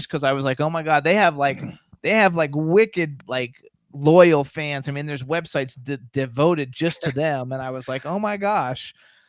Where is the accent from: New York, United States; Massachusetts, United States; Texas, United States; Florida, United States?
Florida, United States; So I'm from Florida. In Florida, like, we don't have that.